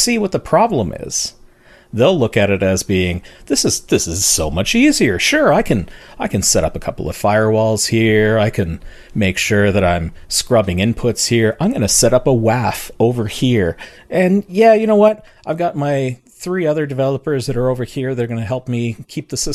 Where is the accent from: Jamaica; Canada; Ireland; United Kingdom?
Canada; I'm Canadian